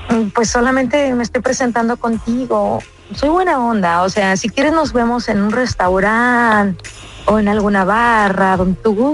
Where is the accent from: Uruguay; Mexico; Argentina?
Mexico; Colima; Yo soy mexicana. Órale, ¿de qué parte? Mm, yo soy del estado de Colima.